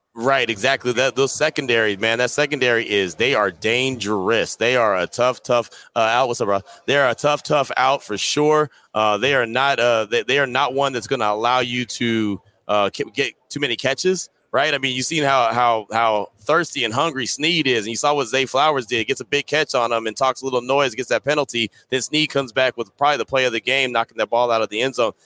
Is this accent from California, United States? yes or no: yes; the Bay Area, California, United States; I'm from the Bay